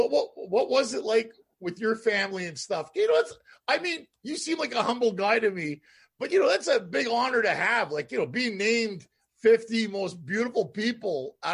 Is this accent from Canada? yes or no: yes; Montreal, Quebec, Canada; growing up in Canada, being from Montreal